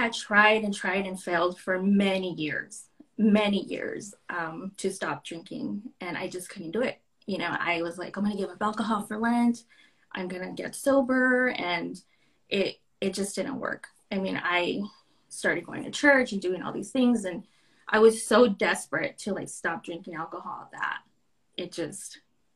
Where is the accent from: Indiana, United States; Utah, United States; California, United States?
California, United States; Santa Ana; now in Tucson, United States; I was born in Santa Ana, California. So I moved here to Tucson.